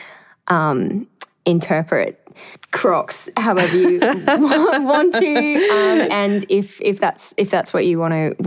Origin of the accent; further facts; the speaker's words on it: Emerald, Queensland, Australia; moved away; I went back to my hometown in Emerald